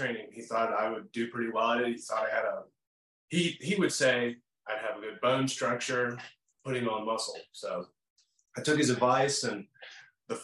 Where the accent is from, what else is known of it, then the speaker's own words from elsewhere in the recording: Salem, Virginia, United States; also born or lived in Vinton, Virginia; I was born in Salem